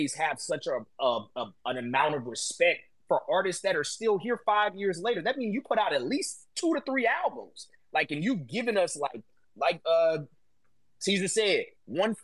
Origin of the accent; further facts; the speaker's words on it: below the Mason-Dixon line, the South, United States; I grew up below the Mason-Dixon line